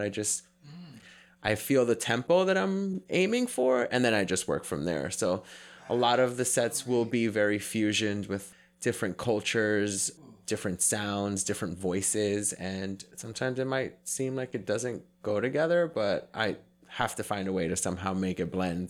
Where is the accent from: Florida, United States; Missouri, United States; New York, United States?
New York, United States; New York City; growing up in New York City, I was in that culture for a big chunk of my life